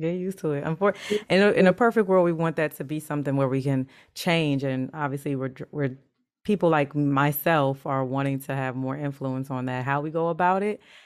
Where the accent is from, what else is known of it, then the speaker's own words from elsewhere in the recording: United States; I grew up in the States